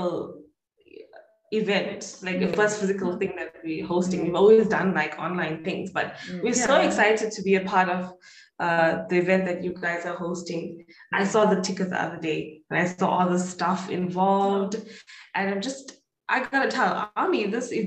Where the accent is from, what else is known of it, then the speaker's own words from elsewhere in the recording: Durban, KwaZulu-Natal, South Africa; we're from Durban.